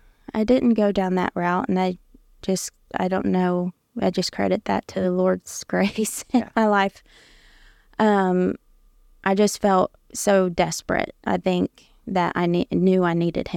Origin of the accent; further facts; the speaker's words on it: Ohio, United States; born there; I was born in Ohio, and we attended my grandfather's church, a lot of ministers in my family.